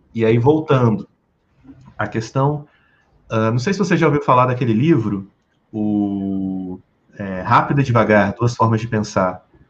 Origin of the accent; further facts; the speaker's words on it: Rio de Janeiro, Brazil; also born or lived in Porto Alegre / United States; now in Brasília, Brazil; Hoje eu moro em Brasília, moro, eu sou do Rio de Janeiro, morei em Porto Alegre, morei nos Estados Unidos